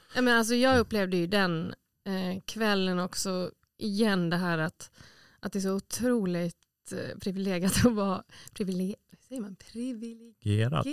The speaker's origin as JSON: {"language": "Swedish", "country": "Åland Islands", "tie": "born or raised there", "said": "jag har ju sedan jag var liten sett liksom mm. äldre förebilder här på Åland"}